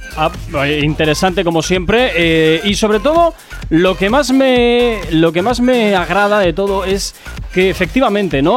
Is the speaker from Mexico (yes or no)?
no; Basque Country, Spain; como buen vasco